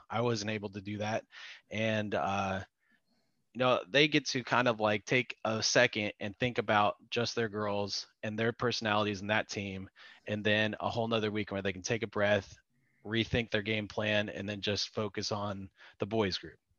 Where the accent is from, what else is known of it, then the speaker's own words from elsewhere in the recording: Dallas, Texas, United States; also born or lived in Arlington, Texas; I grew up in Dallas and in Arlington